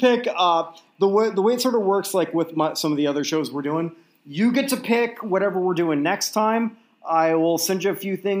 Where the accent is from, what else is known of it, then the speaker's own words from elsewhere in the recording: Toronto, Ontario, Canada; I grew up infatuated with American sports growing up in Toronto.